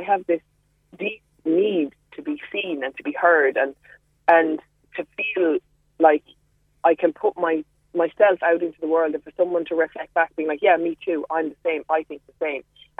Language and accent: English; Mallow, Munster, Ireland; Had female role models. I was thinking about this because my parents are divorced, so it was me and my mom, and my nana was a huge part of my life.